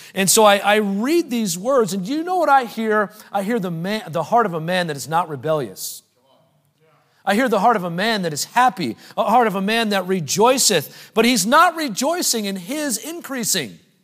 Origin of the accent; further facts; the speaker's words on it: United States; in our culture as American Christians